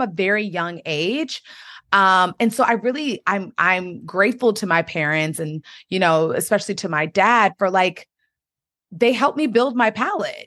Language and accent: English; United States; I grew up, um, in the D M V, the Washington, D C area, between Maryland and Washington, D C